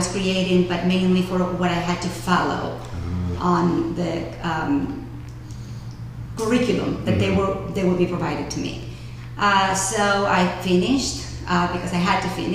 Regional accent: Argentina; moved away as an adult; now in Oak Park, United States; I am from Argentina originally

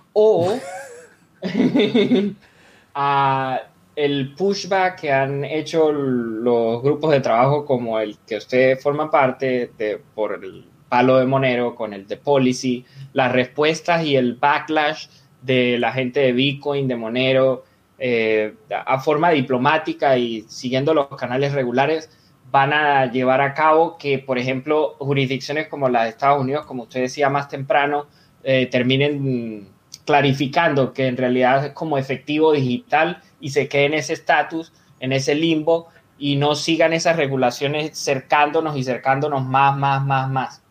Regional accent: Venezuela; yo soy venezolano de nacimiento

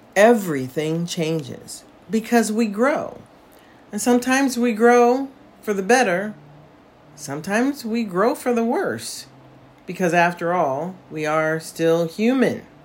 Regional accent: United States; moved away as an adult; now in Portugal; as an American

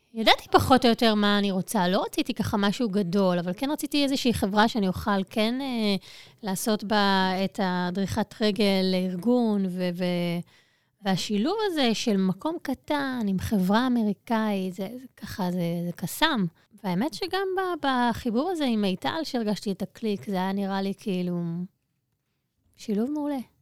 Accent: Ness Ziona, Central District, Israel; נולדתי בנס ציונה, אה, אני שם עד היום.

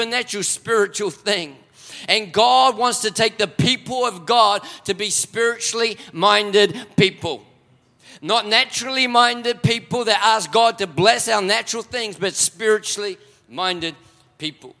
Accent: Auckland, New Zealand; moved away as an adult; now in Melbourne, Australia; I am a Kiwi, born and bred for 20 years up in South Auckland

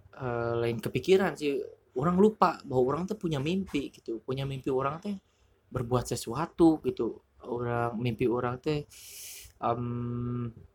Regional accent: West Java, Indonesia; moved away as an adult; now in Jakarta, Indonesia; saya orang Sunda dan saya tidak cocok untuk merantau

